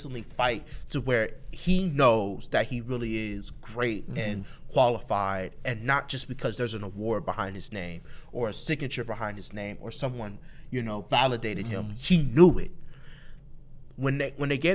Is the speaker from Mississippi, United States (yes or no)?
no; Columbus, Ohio, United States; I'm from Mount Vernon, Northeast Columbus, Atchison, that area